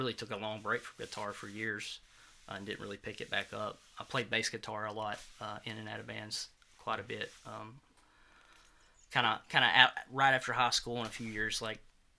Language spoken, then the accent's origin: English; Forestdale, Alabama, United States; also born or lived in Corner, Alabama; now in Gardendale, United States; I'm from Forestdale originally, and then I lived in Corner, Alabama for a long time, and just recently moved to Gardendale.